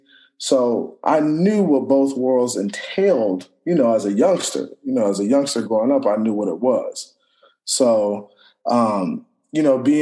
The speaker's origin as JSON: {"language": "English", "town": "Orlando", "region": "Florida", "country": "United States", "tie": "born or raised there", "also_born_or_lived": "Washington, D.C.", "moved": "as an adult", "said": "from Orlando, Florida, born and raised in Orlando."}